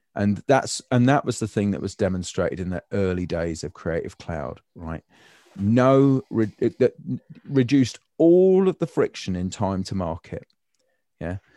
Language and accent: English; United Kingdom; I'm British